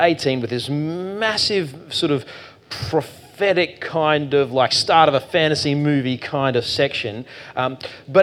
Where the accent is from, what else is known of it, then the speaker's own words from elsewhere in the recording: Queensland, Australia; I'm from Queensland